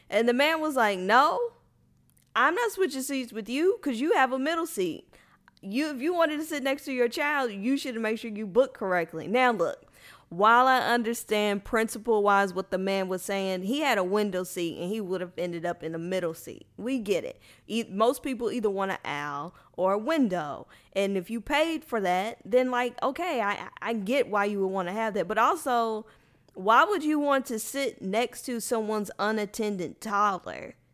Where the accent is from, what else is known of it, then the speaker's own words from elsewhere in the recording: Louisville, Kentucky, United States; moved away as an adult; now in Houston, United States; I would have been perfectly fine staying in Louisville my whole life